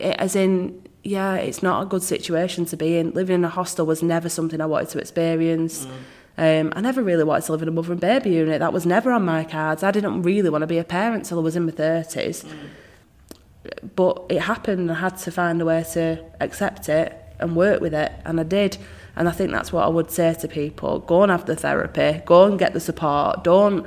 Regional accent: Rochdale, North West England, United Kingdom; I was born here

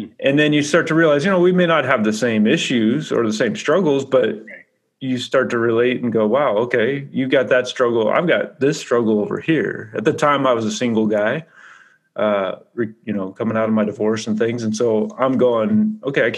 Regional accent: California, United States; I'm from California

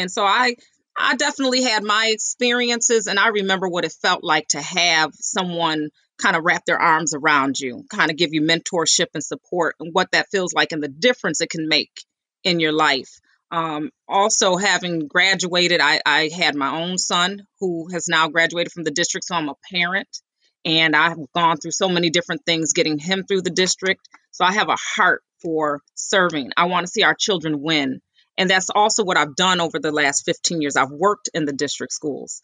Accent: Rochester, New York, United States; I grew up here in Rochester on Roslyn Street, actually, in the 19th Ward

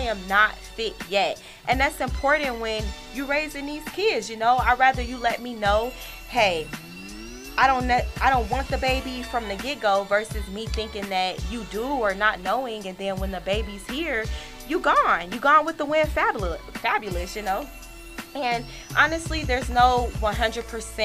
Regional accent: Chicago, Illinois, United States

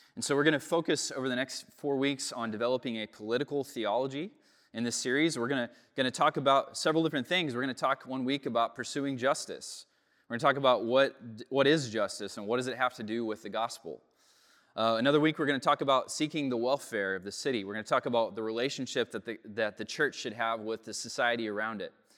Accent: United States; Growing up in America, in, in the West, as a product of the Enlightenment

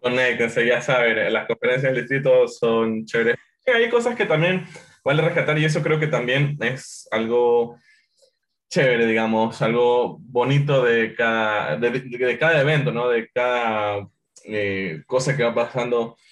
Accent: Ecuador; como ecuatorianos tenemos como esta calidad, esta calidez

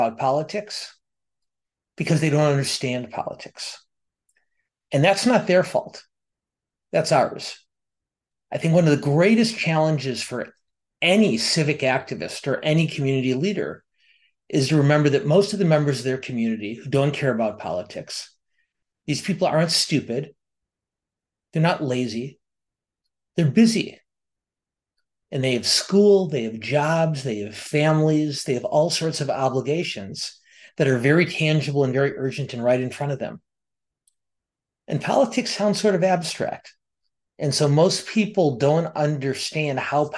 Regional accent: Milwaukee, Wisconsin, United States; I was raised just outside of Milwaukee, Wisconsin

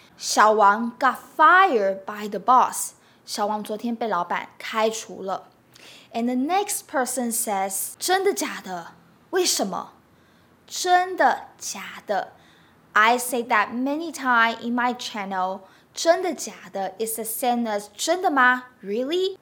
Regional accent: Taiwan; Since I'm from Taiwan

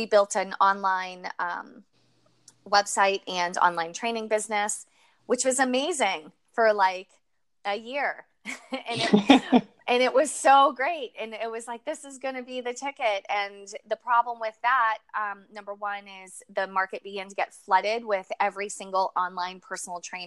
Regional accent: Manchester, New Hampshire, United States; I grew up in New England, in a place called Manchester, New Hampshire

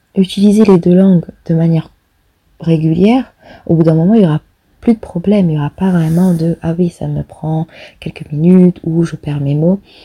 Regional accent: Réunion; now in Netherlands; je suis française, euh, plus précisément réunionnaise. J'habite actuellement aux Pays-Bas

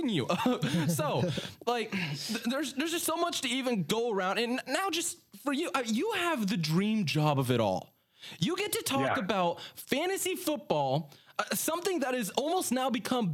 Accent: Sacramento, California, United States; moved away as an adult; now in Delaware, United States; I'm from California. I'm from Sacramento, born and raised until last year. I moved out to Delaware

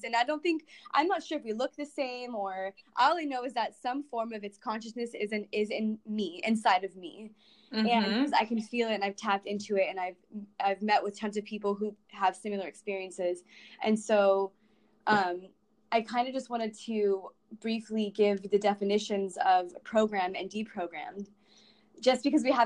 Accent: Los Angeles, California, United States; I grew up in the Los Angeles Valley

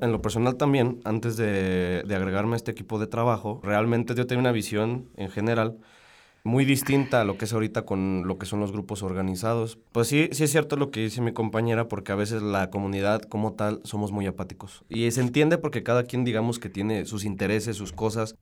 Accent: Salamanca, Guanajuato, Mexico; Yo soy de Salamanca

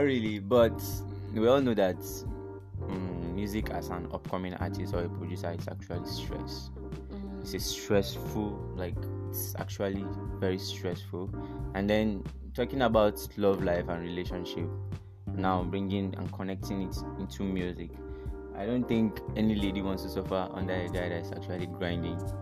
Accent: Enugu State, Nigeria; now in Zaria, Nigeria; I'm from Enugu State um, am based in Zaria

